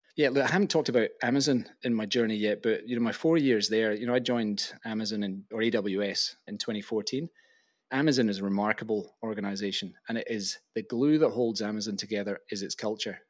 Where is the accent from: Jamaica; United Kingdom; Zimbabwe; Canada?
United Kingdom; Glasgow, Scotland; moved away as an adult; also born or lived in Oxford; I loved growing up in Glasgow